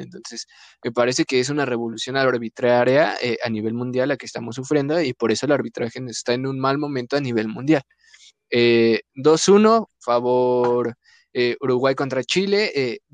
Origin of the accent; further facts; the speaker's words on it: Mexico; somos mexicanos